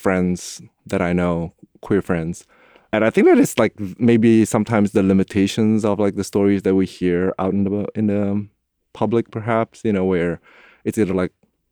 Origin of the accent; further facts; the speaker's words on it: Indonesia; moved away as an adult; now in San Francisco, United States; I grew up in Indonesia, the most populous Muslim country in the world, and I was raised in a fairly conservative Chinese household